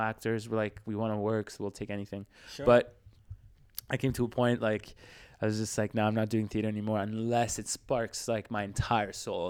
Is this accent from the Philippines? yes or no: no; Switzerland; now in Canada; I came from Switzerland, so I was already like there.